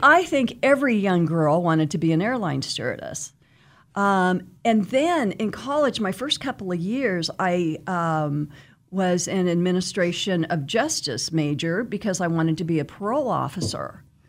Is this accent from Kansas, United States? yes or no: yes; Wichita, Kansas, United States; I am from Wichita, born and raised, um, grew up out west. and, um, went to West High